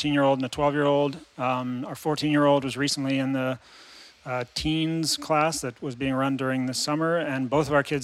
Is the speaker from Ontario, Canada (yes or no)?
yes; Kingston, Ontario, Canada; also born or lived in Calgary; born and raised in Kingston. Went to school here and then went to Queens